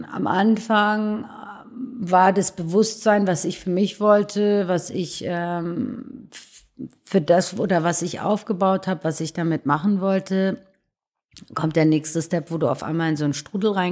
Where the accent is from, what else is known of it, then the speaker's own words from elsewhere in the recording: Iran; born there; da bin ich auch geboren im Iran